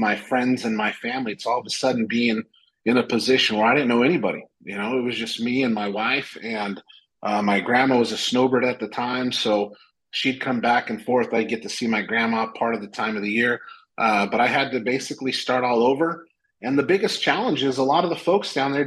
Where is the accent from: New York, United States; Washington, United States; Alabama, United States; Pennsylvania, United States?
Washington, United States; now in Phoenix, United States; back in my hometown in Washington.